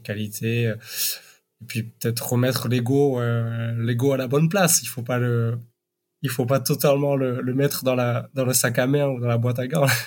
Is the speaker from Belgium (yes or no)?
no; Basque Country, Nouvelle-Aquitaine, France; moved away; also born or lived in Paris; je viens du Pays bas